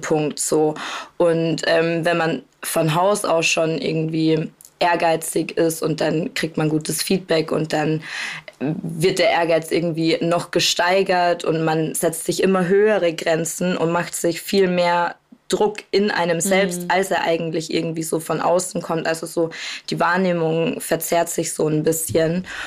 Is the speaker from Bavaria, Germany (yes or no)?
yes; Bavaria, Germany; now in Cologne, Germany; meine Mama wohnt zu Hause in Bayern, wo ich herkomme, und ich wohne in Köln mittlerweile